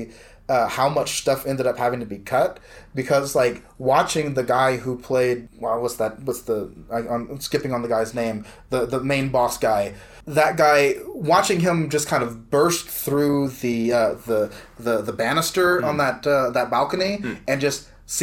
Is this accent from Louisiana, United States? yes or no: yes; South Louisiana, United States; moved away; I'm from South Louisiana originally